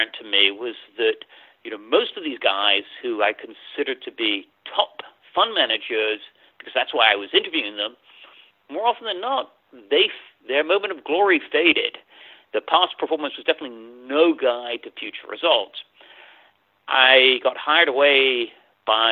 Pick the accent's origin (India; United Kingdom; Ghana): United Kingdom; England; moved away as an adult; also born or lived in London; now in United States; I wasn't born in the U.S. I was born in England, and I had most of my education there.